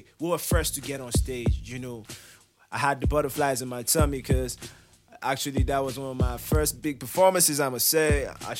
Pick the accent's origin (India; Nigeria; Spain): Nigeria; Plateau; Okay, I'm just South repping. I'm from the Plateau. I'm a Biron boy proper.